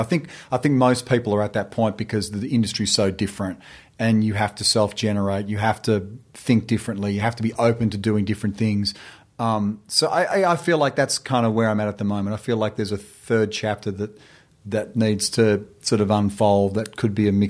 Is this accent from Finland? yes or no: no; Australia; I'm Australian.